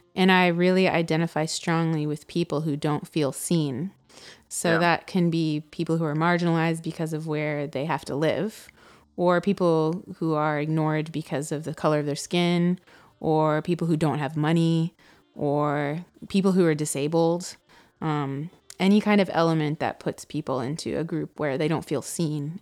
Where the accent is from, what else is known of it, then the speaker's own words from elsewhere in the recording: Atlanta, Georgia, United States; moved away; also born or lived in Brooklyn; when I was growing up in Atlanta